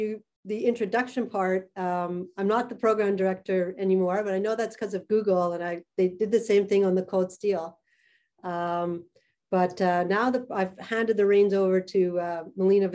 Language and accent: English; Montreal, Quebec, Canada; I grew up in Montreal.